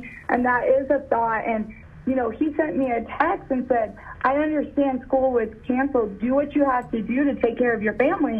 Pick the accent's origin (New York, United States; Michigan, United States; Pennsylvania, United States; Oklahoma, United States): Oklahoma, United States; Oklahoma City; now in Frisco, United States; It's why I moved to Texas from Oklahoma City.